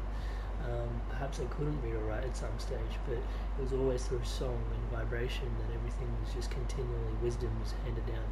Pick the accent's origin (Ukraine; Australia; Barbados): Australia; being Indian and being born here